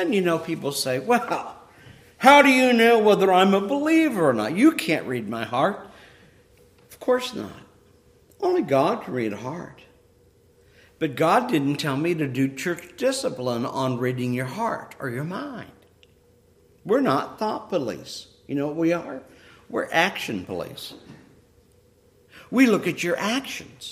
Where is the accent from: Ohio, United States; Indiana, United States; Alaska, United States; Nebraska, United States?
Ohio, United States; I used to have an apple tree in the house that I grew up in Ohio